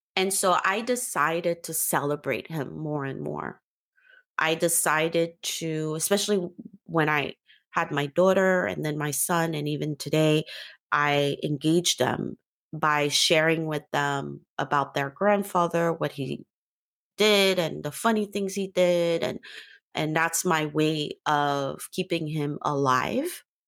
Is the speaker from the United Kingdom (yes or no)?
no; Port-au-Prince, Haiti; moved away; also born or lived in New York / Africa; I'm from Haiti